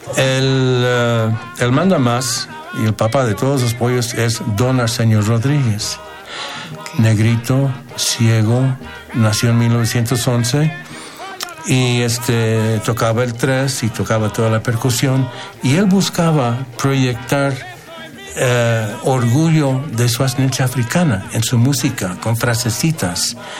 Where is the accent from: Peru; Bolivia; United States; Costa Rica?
United States; Como estadounidense por nacimiento y formación